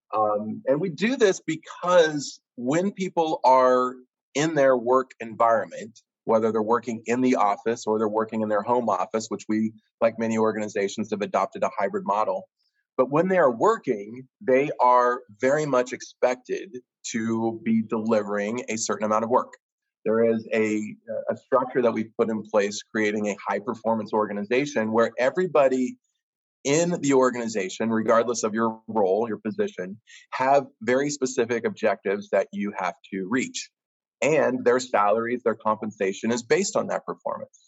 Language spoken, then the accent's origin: English; Kansas, United States; now in Pittsburgh, United States; growing up in Kansas